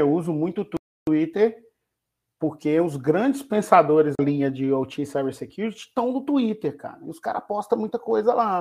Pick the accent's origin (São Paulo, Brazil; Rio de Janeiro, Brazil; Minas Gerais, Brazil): Minas Gerais, Brazil; Belo Horizonte; moved away; Estou num quarto de hotel na cidade de Belo Horizonte, minha terra querida